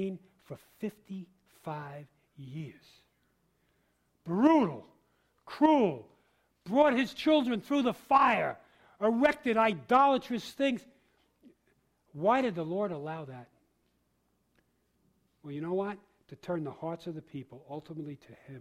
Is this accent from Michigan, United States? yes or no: no; New York City, New York, United States; also born or lived in Harlem, New York; now in Boston, United States; I was born in Harlem and raised in the Bronx